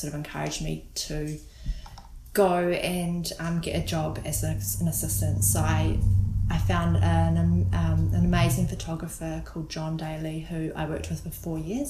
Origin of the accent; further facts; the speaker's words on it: Auckland, New Zealand; moved away as an adult; now in Whanganui, New Zealand; Born and raised in Auckland in GI, so I spent most of my upbringing there, Gleninus